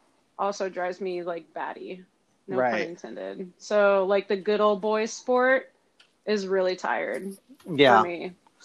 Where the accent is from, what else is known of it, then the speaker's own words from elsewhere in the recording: Washington, United States; now in Washington, D.C., United States; I could say Mariners because I'm from Washington and the Nationals because I'm in this Washington